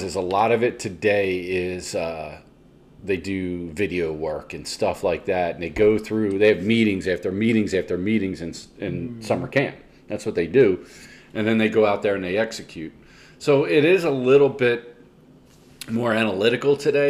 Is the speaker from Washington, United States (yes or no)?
no; McKinley area, near Willow Grove, Pennsylvania, United States; I grew up in McKinley area